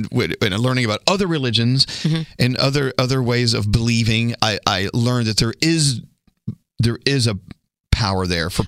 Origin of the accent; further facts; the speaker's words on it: Dallas, Texas, United States; I was growing up in Dallas, Texas, and we were members of the First Baptist Church.